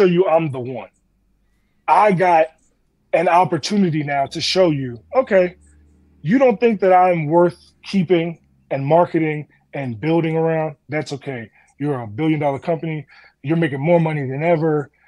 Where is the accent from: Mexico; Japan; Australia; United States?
United States; Maryland; also born or lived in Washington, D.C.; I was born in D.C. I grew up in Maryland, and then I went to high school in D.C.